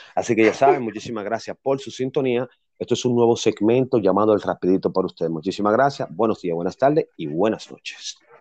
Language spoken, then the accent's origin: Spanish; Dominican Republic; yo soy dominicana